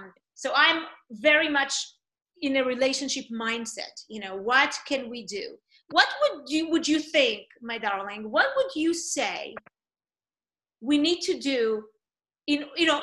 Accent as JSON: {"language": "English", "country": "Israel", "second_language": "English", "moved": "yes", "said": "You know, I came from Israel. I did not know many people. You know, I'm, you know, like you, my English was not my first language."}